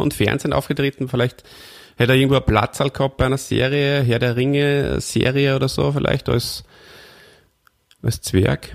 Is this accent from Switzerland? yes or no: no; Austria; bei uns in Österreich